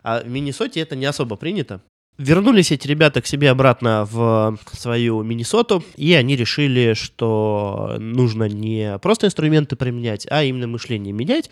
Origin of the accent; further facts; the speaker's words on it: Russia; мой родной город Томск всего 300 лет существует